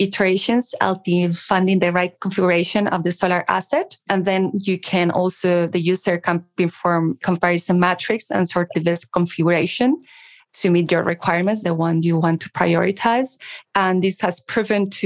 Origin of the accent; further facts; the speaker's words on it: Madrid, Community of Madrid, Spain; accent: Spanish; English is a second language; We are in Madrid. You should notice my accent. We're based in the sunny Madrid in Spain